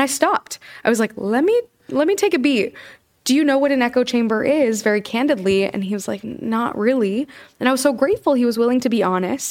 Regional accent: Kansas, United States; now in New York, United States; I'm from Kansas

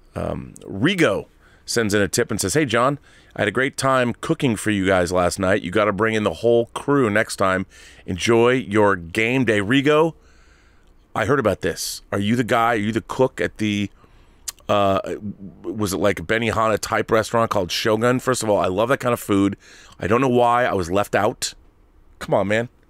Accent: Seattle, Washington, United States; I'm from Seattle, which makes me kind of an honorary Canadian

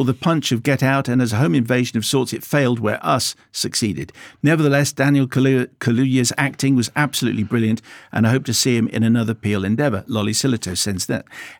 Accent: Glasgow, Scotland, United Kingdom; I was brought up in and around Glasgow, but didn't know the story. I was working in London at the time, so I missed it.

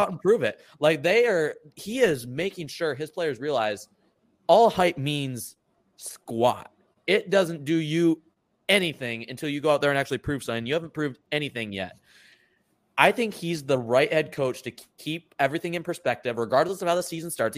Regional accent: Michigan, United States; I'm from Michigan

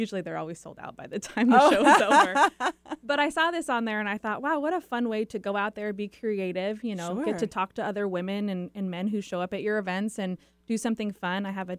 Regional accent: Seattle, Washington, United States; also born or lived in Michigan; Well, technically, I was born in Michigan, but I moved to Seattle when I was

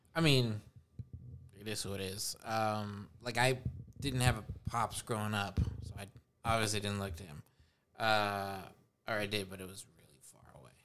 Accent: Los Angeles, California, United States; also born or lived in Spokane, Washington; my mom and I moved here

